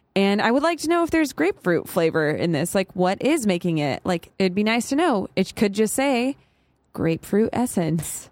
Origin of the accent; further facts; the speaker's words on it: Arizona, United States; I'm from Arizona, which is basically just mini Texas.